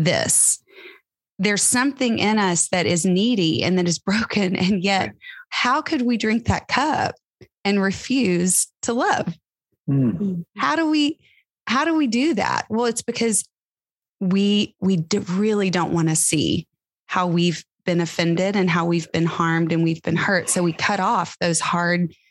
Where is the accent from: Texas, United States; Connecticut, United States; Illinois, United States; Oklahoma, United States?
Texas, United States; Tyler; I grew up in Tyler, Texas, going to a mega church, mega Baptist church